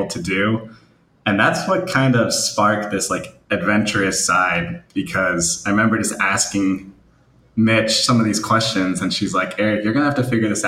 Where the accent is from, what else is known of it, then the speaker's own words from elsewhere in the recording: New Jersey, United States; I'm from New Jersey